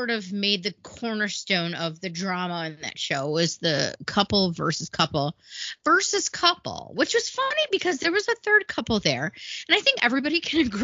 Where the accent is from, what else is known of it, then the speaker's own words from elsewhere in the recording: Bloomfield Hills, Michigan, United States; where are you from? And if I said like Bloomfield Hills.